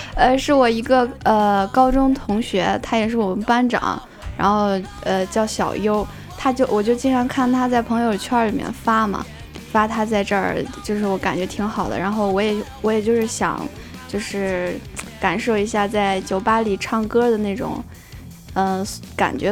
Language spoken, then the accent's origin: Chinese; Xingtai, Hebei, China; 我， 我就是是应，应该说是彻彻底底的邢台人，我就是小学、初中 高中、大学都是在邢台。我就没有出去过